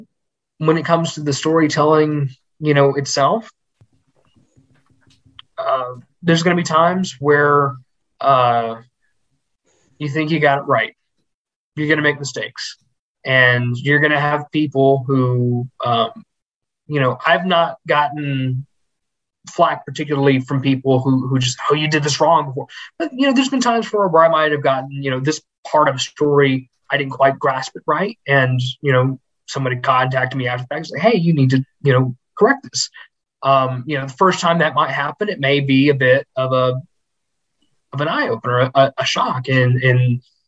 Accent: Georgia, United States; now in Lexington, United States; growing up in Georgia

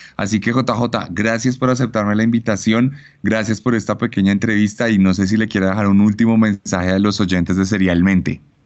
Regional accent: Bogotá, Colombia; yo como bogotano, eh, aunque yo no crecí en Suba

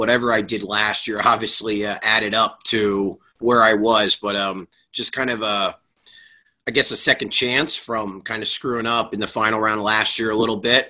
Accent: Bethlehem, Pennsylvania, United States; now in Poconos, United States; I'm also originally from Bethlehem, so I'm also got the Lehigh Valley riding with me.

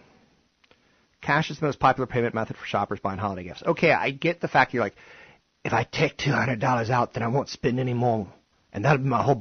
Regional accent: East Coast, United States; now in Silicon Valley, United States; growing up on the East Coast

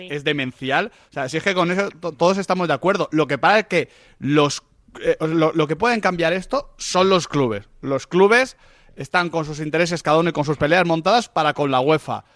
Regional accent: Spain; como españoles

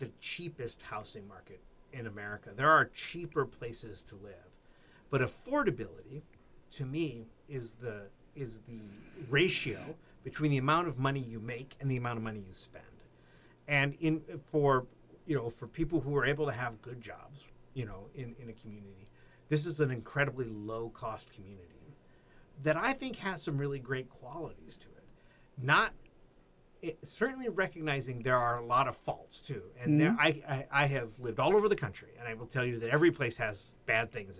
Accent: Burbank, California, United States; moved away as an adult; also born or lived in Chicago, Illinois / Denver, Colorado; now in Peoria, United States; I grew up in Los Angeles suburbs of Burbank. And I lived there for the first 18 years of my life

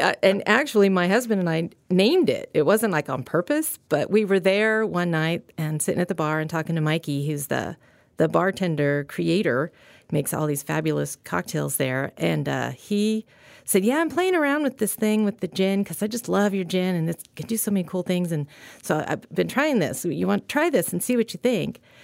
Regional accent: Gunnison, Colorado, United States; moved away as an adult; also born or lived in Florida / Connecticut / Chicago; now in Kansas City, United States; I actually grew up out there

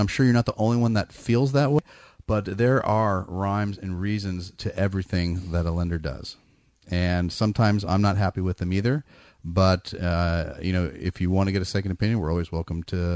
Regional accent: Bay Area, California, United States; I'm from the Bay Area.

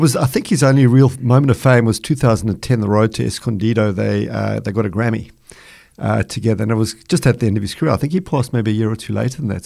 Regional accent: Boksburg, Gauteng, South Africa; moved away as an adult; now in Australia; my life growing up in Boksburg in South Africa, which is a small mining town

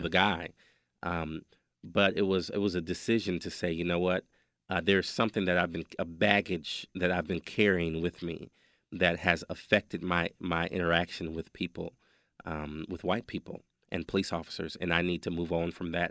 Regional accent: Wisconsin, United States; We grew up in Wisconsin

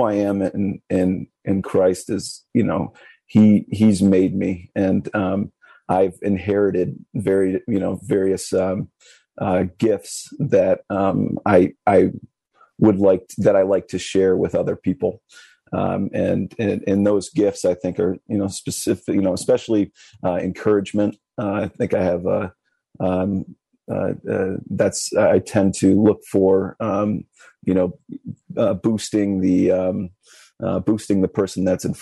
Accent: Illinois, United States; I'm from the Midwest of Illinois, Midwest of America, and from Illinois.

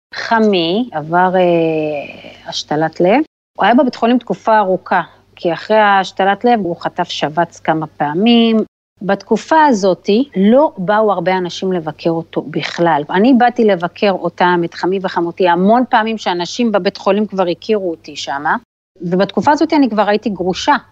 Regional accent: Holon, Tel Aviv District, Israel; moved away as an adult; also born or lived in Rishon LeZion, Israel / Albany, New York, United States; now in Raleigh, United States; גדלתי בחולון, בג'סי כהן גדלתי, ובגיל 18 עברנו לראשון

